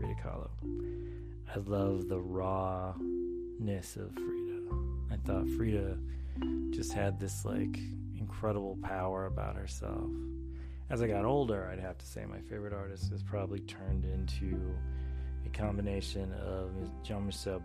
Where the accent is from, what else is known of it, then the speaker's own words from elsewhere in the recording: Charlotte, North Carolina, United States; now in Maryland, United States; I grew up, actually, a large portion of my life, I grew up in North Carolina. I grew up in Charlotte, North Carolina.